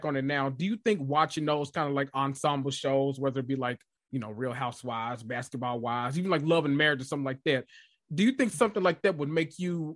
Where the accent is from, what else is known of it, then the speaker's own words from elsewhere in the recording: Memphis, Tennessee, United States; I'm from Memphis.